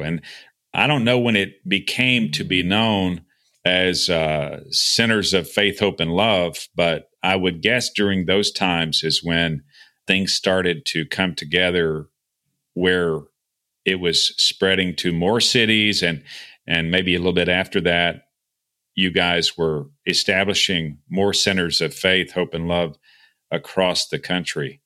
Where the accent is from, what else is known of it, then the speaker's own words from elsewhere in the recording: Texas, United States; moved away as an adult; I was, you know, born and raised in Texas. I lived outside for a number of years, and I'm living, you know, back in Texas now